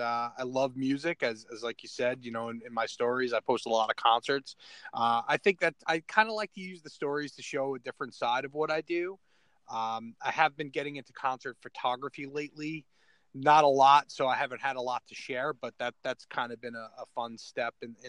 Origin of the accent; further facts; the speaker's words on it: New York City, New York, United States; moved away as an adult; also born or lived in Brooklyn; now in Florida, United States; So, I am originally from New York City. I was born in Brooklyn, raised on Staten Island. I moved out to Florida in 2009